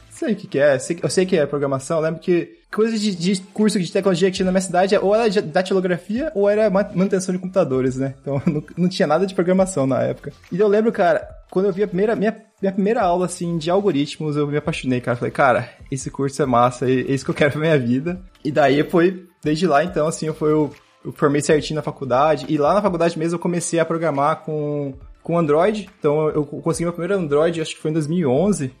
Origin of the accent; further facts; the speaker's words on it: Coxim, Mato Grosso do Sul, Brazil; moved away as an adult; also born or lived in São Paulo; now in Worms, Germany; eu sou de Coxim, Mato Grosso do Sul. É uma cidadezinha bem minúscula